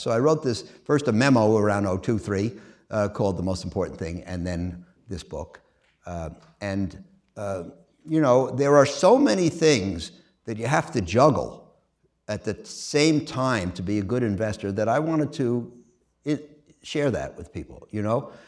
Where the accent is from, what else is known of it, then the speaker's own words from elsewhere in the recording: New York City, New York, United States; moved away as an adult; I'm a kid from Queens, and, uh, I went to the public schools in Queens